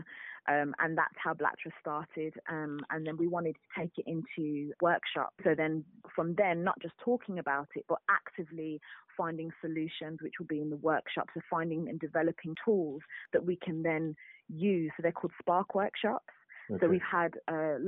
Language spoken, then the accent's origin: English; Birmingham, West Midlands, United Kingdom; moved away as an adult; now in London, United Kingdom; I'm from Birmingham originally.